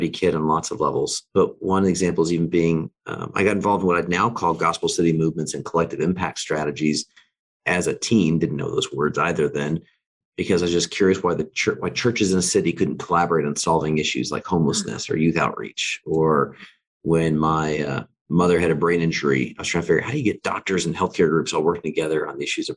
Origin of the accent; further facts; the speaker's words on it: Alaska, United States; I grew up in Alaska.